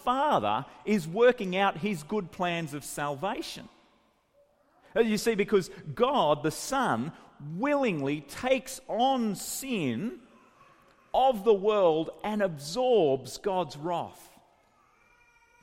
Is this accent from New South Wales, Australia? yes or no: yes; Grafton, New South Wales, Australia; my hometown, Grafton